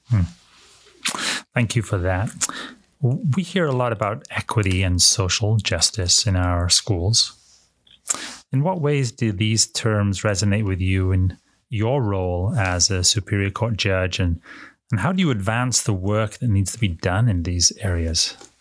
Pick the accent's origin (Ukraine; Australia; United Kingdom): United Kingdom; now in United States; I'm an immigrant from the United Kingdom.